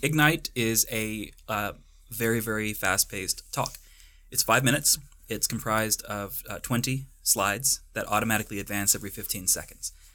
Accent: North Texas, United States; moved away as an adult; now in Boulder, United States; I'm from the Badlands of North Texas. I'm one of those invading Texans that everyone in Colorado hates

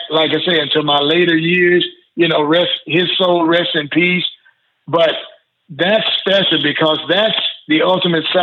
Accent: the South, United States; growing up in the South, football was religion. Yep. So I expected California to have that same attitude, but they didn't.

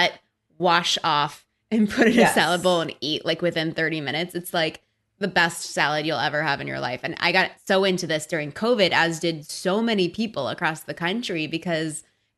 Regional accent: Texas, United States; now in California, United States; I'm from Texas.

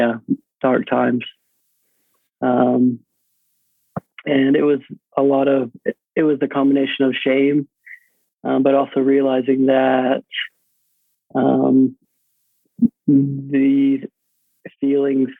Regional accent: Tyler, Texas, United States; moved away as an adult; now in Idaho, United States; I was running cross country and track at the University of Texas at Tyler. So right there in my hometown

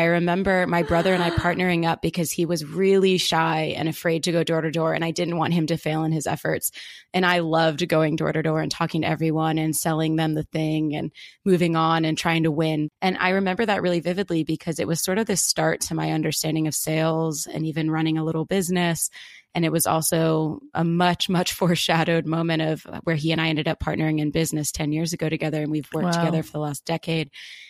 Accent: outside of Philadelphia, Pennsylvania, United States; I grew up outside of Philadelphia on a historic horse farm

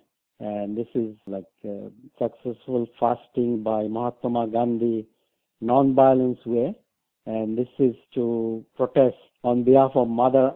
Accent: Bangladesh; now in Mississauga, Canada; I'm originally from Bangladesh

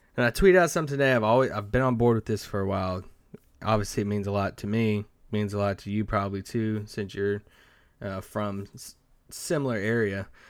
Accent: Kentucky, United States; born or raised there; moved away

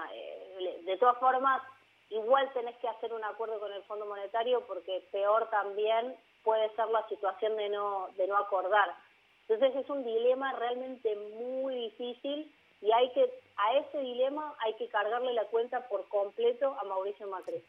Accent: Argentina

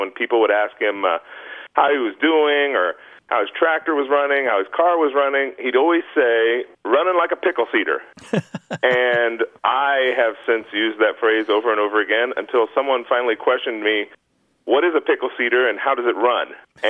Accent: Indiana, United States; moved away as an adult; now in Tegucigalpa, Honduras; I'm originally from Indiana.

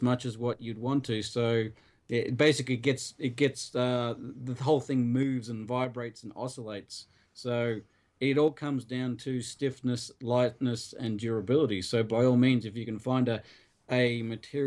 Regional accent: Australia; I'm Australian

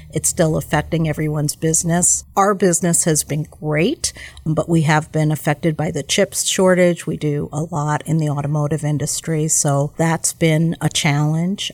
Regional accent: New York, United States; now in Milwaukee, United States; I'm originally from New York

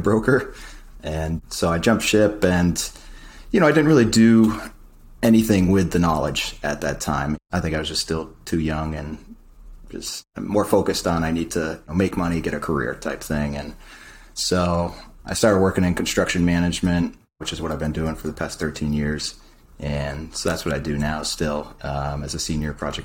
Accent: New Hampshire, United States; moved away as an adult; also born or lived in South Florida; I grew up actually in the Northeast, New Hampshire

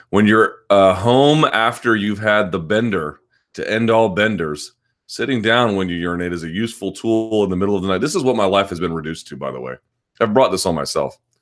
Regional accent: United States; as an American

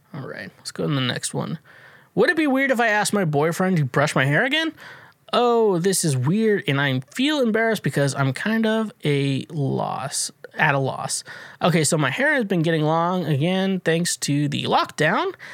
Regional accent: Kansas, United States; I grew up in Kansas

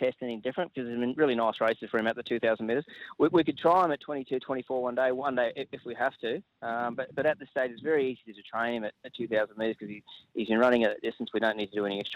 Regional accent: Ballarat, Victoria, Australia; it's still my hometown

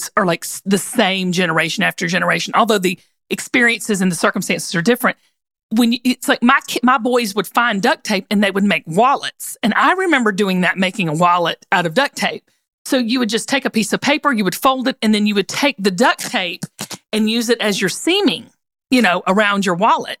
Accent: the South, United States; growing up in the South

